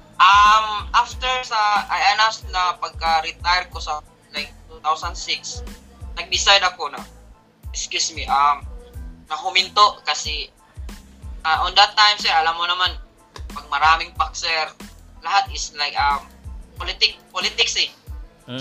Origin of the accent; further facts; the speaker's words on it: Philippines; now in Singapore; as a Filipino